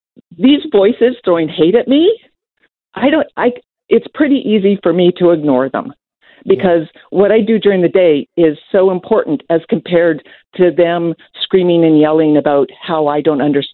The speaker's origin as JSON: {"language": "English", "town": "Vancouver", "region": "British Columbia", "country": "Canada", "tie": "born or raised there", "said": "I was born in Vancouver"}